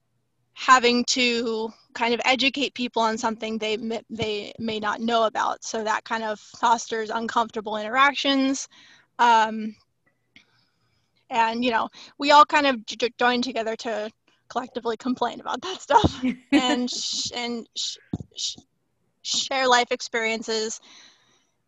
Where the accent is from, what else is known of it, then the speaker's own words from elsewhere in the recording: San Diego, California, United States; I'm from Southern California, San Diego in specific, and I haven't really lived anywhere else. I'm pretty much born and raised in California.